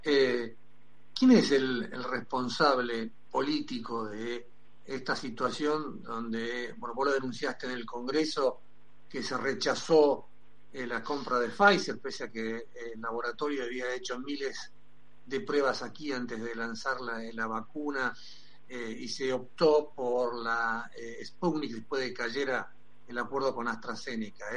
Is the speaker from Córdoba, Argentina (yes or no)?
no; Berazategui, Buenos Aires Province, Argentina; yo soy de Verazategui